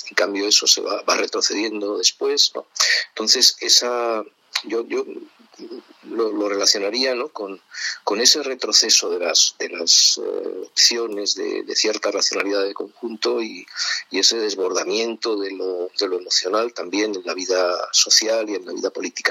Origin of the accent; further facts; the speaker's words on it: Madrid, Community of Madrid, Spain; also born or lived in Cercedilla; mi ciudad natal es Madrid y la mayor, no toda mi vida, pero sí he vivido buena parte de mi vida en, Madrid